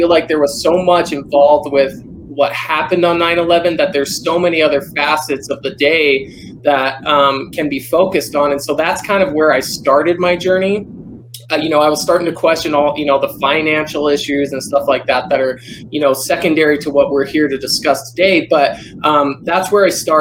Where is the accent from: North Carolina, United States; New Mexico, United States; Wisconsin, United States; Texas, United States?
New Mexico, United States; Albuquerque; also born or lived in Rapid City, South Dakota / Helena, Montana; I grew up in Albuquerque, New Mexico, born and raised. I lived in Rapid City, South Dakota for a few years, but mostly here in Albuquerque